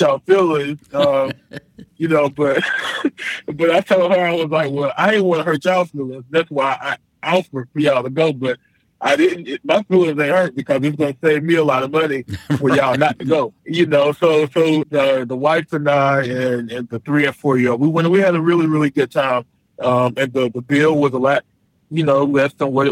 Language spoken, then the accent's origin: English; Charlotte, North Carolina, United States; I'm from Charlotte, but I'm not a Panthers fan